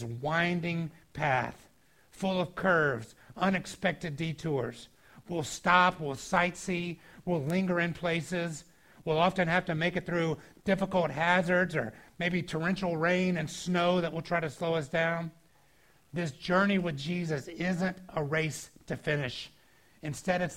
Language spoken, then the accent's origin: English; Georgia, United States; moved away; I grew up in Georgia